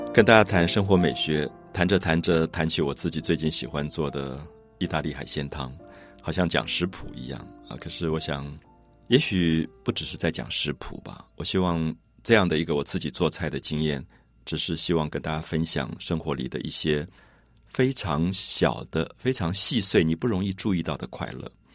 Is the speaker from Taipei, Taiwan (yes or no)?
yes; Taipei, Taiwan; 我自己小时候是在台北市大龙头的庙宇前面长大的